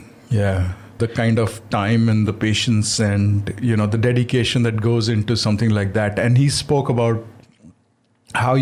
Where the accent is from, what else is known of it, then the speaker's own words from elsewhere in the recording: Jamshedpur, Jharkhand, India; I grew up in Jamshedpur.